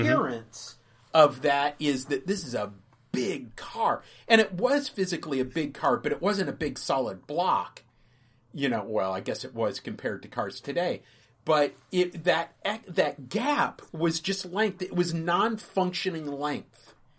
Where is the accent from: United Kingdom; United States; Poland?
United States; Minnesota; I grew up in Minnesota